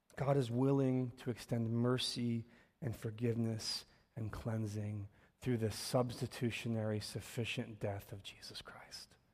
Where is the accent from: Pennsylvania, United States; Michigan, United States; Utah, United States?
Pennsylvania, United States; Philadelphia; I'm born and raised here in Philly. And so, um, part of my life story is I grew up in North Philly